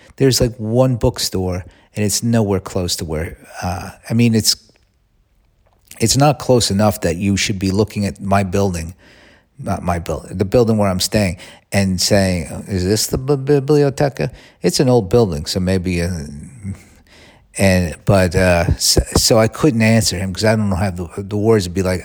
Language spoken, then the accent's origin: English; United States